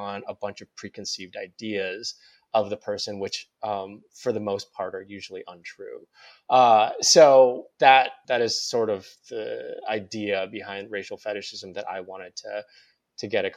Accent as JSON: {"language": "English", "region": "North Dakota", "country": "United States", "tie": "born or raised there", "also_born_or_lived": "Seoul, South Korea", "said": "I was adopted from Korea to this very white place in North Dakota. Mm-hmm. I was raised by white people."}